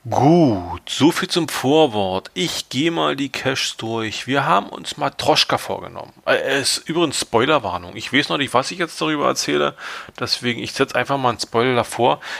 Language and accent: German; East Germany, Germany; gerade als Ostdeutscher mit irgendwie so Sowjet-Vergangenheit, DDR-Vergangenheit, kennt man das.